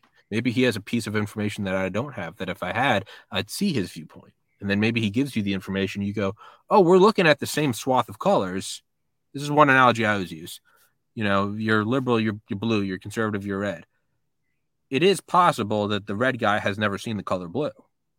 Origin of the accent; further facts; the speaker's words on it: New England, United States; You know, I'm from New England.